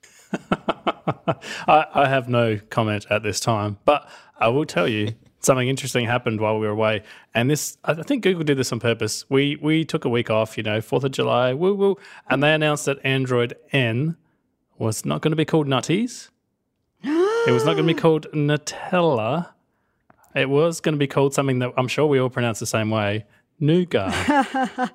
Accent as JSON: {"language": "English", "country": "Australia", "said": "I'm Australian"}